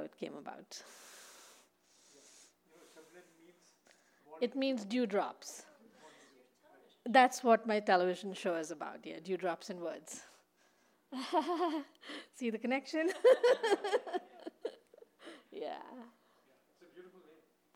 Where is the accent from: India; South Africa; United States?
India; moved away; in India when I was growing up